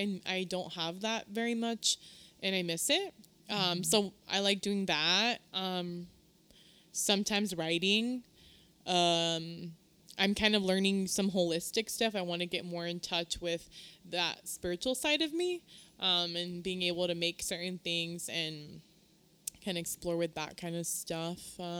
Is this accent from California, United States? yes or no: yes; Southern California, United States; also born or lived in Guerrero, Mexico (parents) / Mexicali (parents); now in Sacramento, United States; I'm originally from Southern Califas, hija de inmigrantes